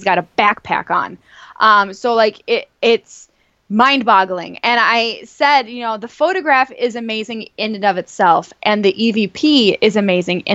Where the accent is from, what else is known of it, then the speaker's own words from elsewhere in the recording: North Tonawanda, New York, United States; the Ghost Light Theater in North Tonawanda, it's right in my hometown